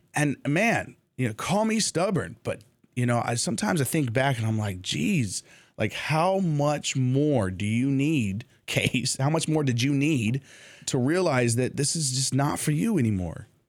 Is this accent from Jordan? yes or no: yes; Jordan; moved away as an adult; also born or lived in United States; I had gone home to Jordan and, and spent time with the family